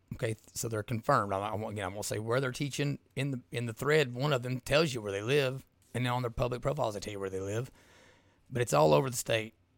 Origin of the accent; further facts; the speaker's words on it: South Eastern Kentucky, United States; I grew up in South Eastern Kentucky, I grew up in a Southern Baptist church